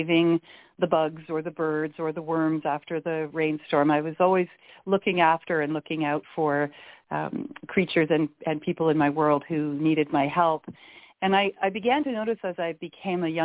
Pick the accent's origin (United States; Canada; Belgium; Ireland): Canada; also born or lived in Victoria, British Columbia; I am Canadian. I'm calling in from the west coast of Canada in a little city called Victoria, British Columbia